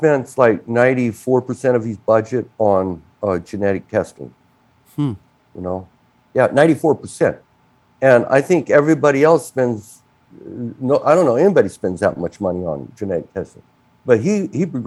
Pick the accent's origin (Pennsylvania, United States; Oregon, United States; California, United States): Oregon, United States; Ontario; moved away; also born or lived in Barcelona; Ontario, Oregon, my hometown